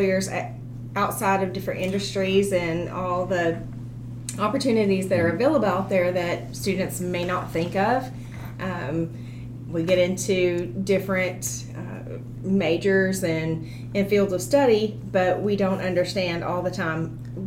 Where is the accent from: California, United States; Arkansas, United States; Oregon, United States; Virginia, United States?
Arkansas, United States; Dardanelle; moved away; I am from originally Dardanelle, Arkansas. Traveled around quite a bit